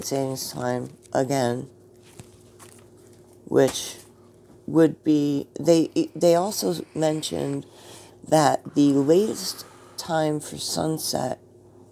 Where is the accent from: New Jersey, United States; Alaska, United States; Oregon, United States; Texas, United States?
New Jersey, United States; accent: Jersey; my Jersey accent